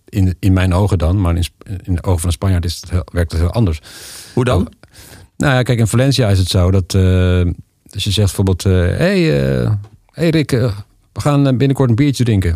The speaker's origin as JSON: {"language": "Dutch", "country": "Netherlands", "moved": "as an adult", "lives_now": "Spain", "said": "als Nederlander"}